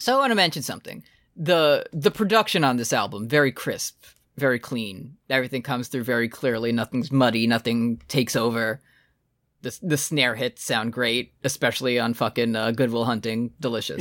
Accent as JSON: {"language": "English", "country": "United States", "said": "me as an American"}